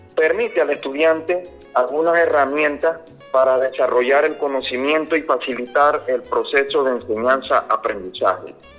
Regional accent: Panama; somos nosotros los panameños

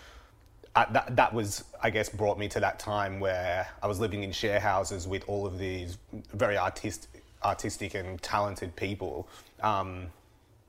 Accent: Campbelltown, New South Wales, Australia; moved away as an adult; now in Melbourne, Australia; I grew up in Campbelltown, which is about 40 to 50 minutes southwest of Sydney. And when I was 18, moved to Melbourne

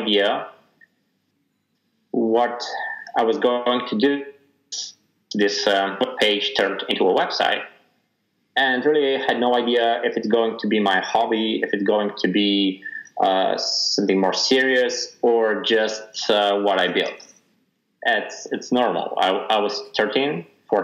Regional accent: Sofia, Sofia City, Bulgaria; born and raised in Sofia, Bulgaria.

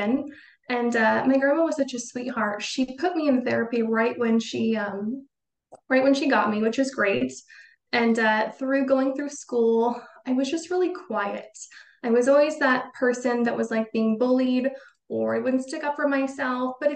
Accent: Boise, Idaho, United States; I grew up in Idaho, in Boise, which is the biggest city in Idaho

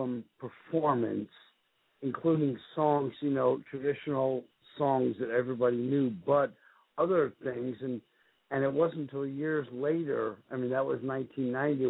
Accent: New York, United States; I'm a New Yorker

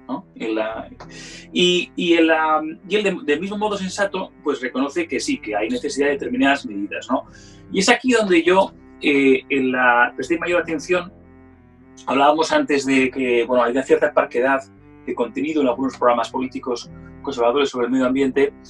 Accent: Spain; now in London, United Kingdom; como español

